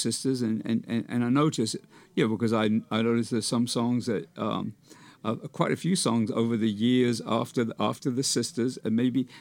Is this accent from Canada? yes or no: no; United Kingdom; growing up in Britain as a teenager